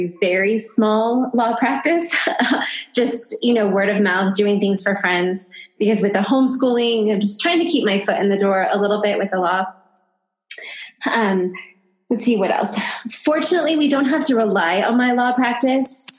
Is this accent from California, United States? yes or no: yes; California, United States; moved away as an adult; also born or lived in Virginia; now in northern New Mexico, United States; I was born and raised in California, but I am now living in northern New Mexico